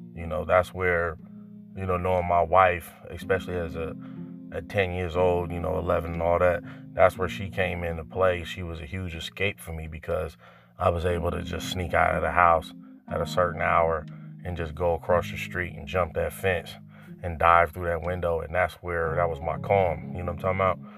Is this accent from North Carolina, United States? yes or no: yes; North Carolina, United States; moved away; I'm originally from North Carolina